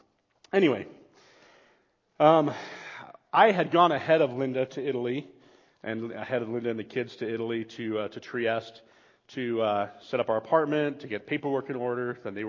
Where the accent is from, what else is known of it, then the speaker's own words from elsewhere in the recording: Bolivia; Personal space didn't exist when I grew up in Bolivia.